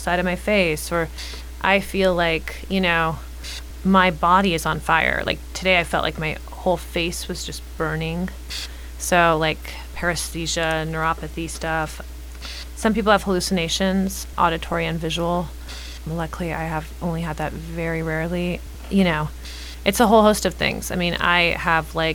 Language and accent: English; Los Angeles, California, United States; I was raised in the East Side. I'm staying in the East Side